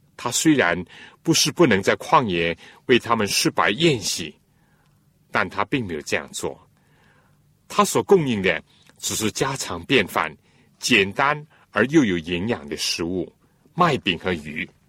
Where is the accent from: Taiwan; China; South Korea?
China; 我们中国人讲， 尊重